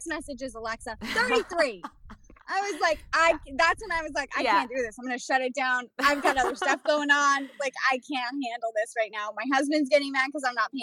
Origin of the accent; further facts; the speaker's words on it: Florida, United States; moved away; also born or lived in California; I grew up in Florida and California.